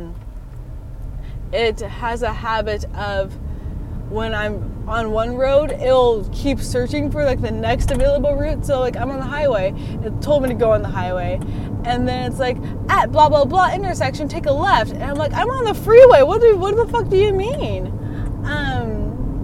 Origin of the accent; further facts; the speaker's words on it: Longview, United States; also born or lived in Arizona; I grew up in Longview and I moved to Arizona for 4 years, and then I went back to Longview